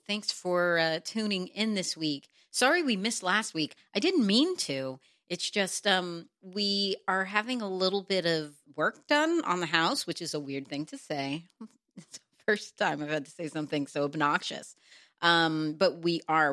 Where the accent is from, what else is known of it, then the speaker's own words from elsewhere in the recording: Texas, United States; moved away; also born or lived in New York / Los Angeles; I'm from Texas